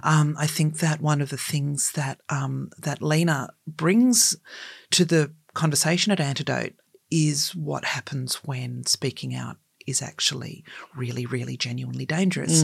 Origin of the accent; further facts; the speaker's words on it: Australia; We are a colonised country